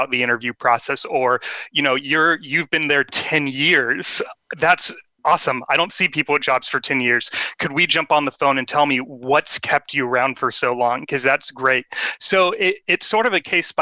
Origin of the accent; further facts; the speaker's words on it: Sacramento, California, United States; my hometown, which is Sacramento, California.